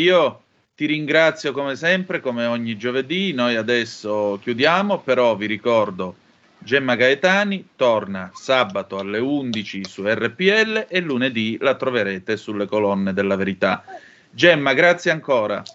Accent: Calabria, Italy; moved away; tante mangiate di pere in campagna, eh, giù in Calabria

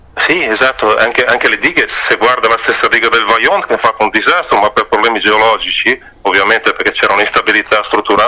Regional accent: Piacenza area, Emilia-Romagna, Italy; also born or lived in Val Trebbia; io sono originario di Piacentino

